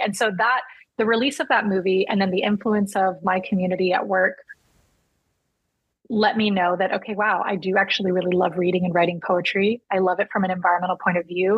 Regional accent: Texas, United States; I am Latina, number one. I'm a Texan

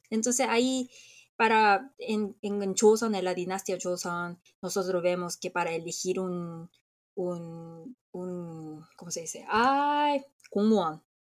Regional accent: South Korea; como muchos coreanos

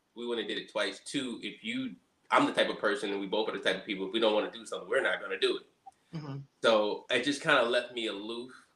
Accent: Montgomery, Alabama, United States; moved away as an adult; also born or lived in Birmingham, Alabama; now in Washington, D.C., United States; So I spent most of my life in Birmingham, Alabama, but I grew up in Montgomery, Alabama.

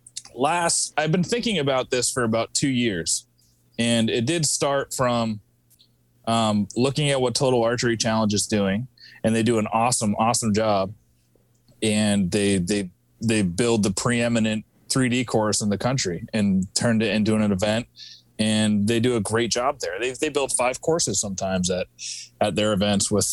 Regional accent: Vermont, United States; now in Massachusetts, United States; I'm from Vermont. I always say I'm from Vermont. That's where I was born and raised, but I live in Massachusetts now.

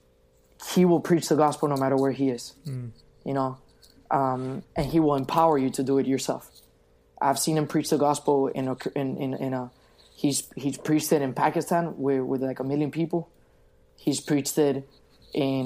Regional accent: Venezuela; now in Miami, United States; Venezuela, which is my home country

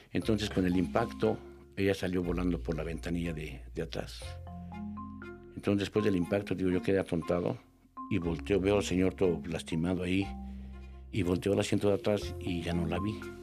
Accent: Mexico; decimos así se llama en México

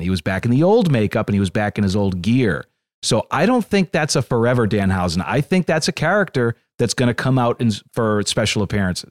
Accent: Northeast, United States; I grew up in the Northeast

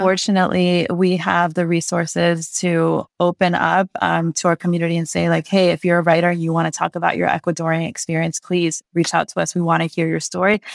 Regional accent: Santa Monica, California, United States; born or raised there

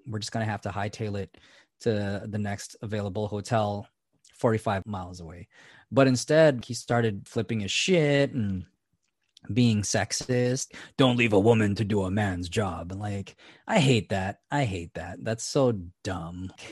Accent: Fairfield, California, United States; also born or lived in Seattle; when I moved from Seattle back home, which was the Vacaville, Fairfield area

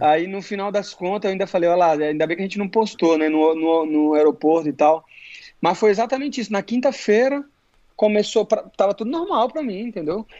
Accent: Brasília, Federal District, Brazil; moved away as an adult; now in Florida, United States; nasci em Brasília

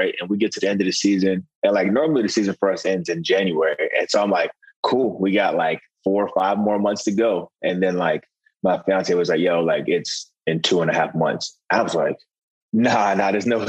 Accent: Delaware, United States; also born or lived in Pennsylvania; growing up in Delaware

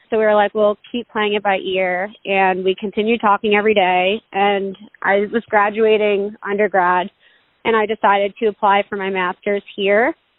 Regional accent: New York, United States; I was from New York

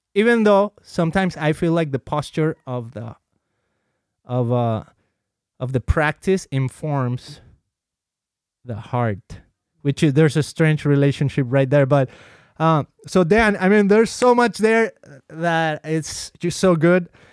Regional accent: Mexico; moved away; I've been baptized as a kid in the Catholic Church, uh, growing up in Mexico

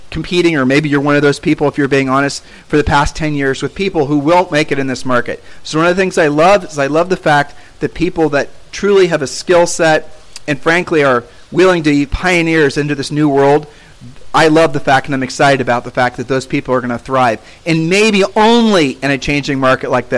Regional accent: United States

